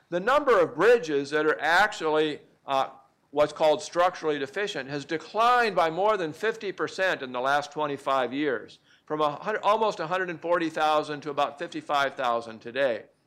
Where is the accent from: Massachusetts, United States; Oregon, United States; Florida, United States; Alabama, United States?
Oregon, United States; I'm from Oregon